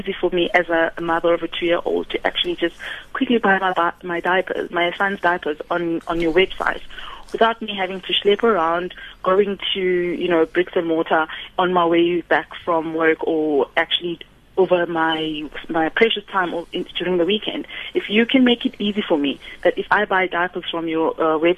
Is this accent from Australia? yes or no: no; South Africa